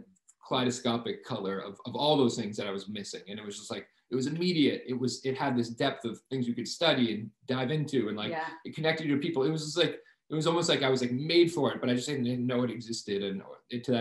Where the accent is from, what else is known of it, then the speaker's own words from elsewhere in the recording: Martha's Vineyard, Massachusetts, United States; moved away as an adult; also born or lived in San Miguel de Allende, Mexico; now in Montreal, Canada; I grew up on Martha's Vineyard, which, for the record, is not a wine region. It's an island off the coast of Massachusetts